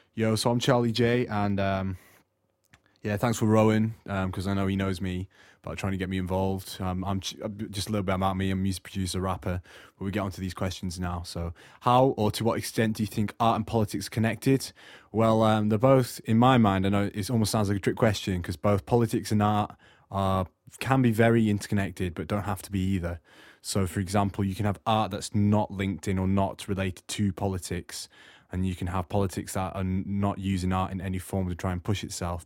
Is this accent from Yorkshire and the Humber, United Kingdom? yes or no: no; Morecambe, North West England, United Kingdom; moved away as an adult; also born or lived in Australia; now in South Wales, United Kingdom; I'm originally from Australia, but uh, I lived in the northwest in a seaside, ta- seaside town called Morecambe, for um, the last sort of eight years of my life growing up before I came down to South Wales.